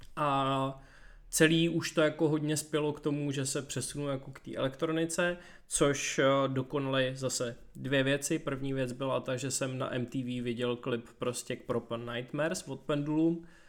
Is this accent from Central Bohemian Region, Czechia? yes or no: no; Děčín, Ústí nad Labem Region, Czechia; já jsem z Děčína původem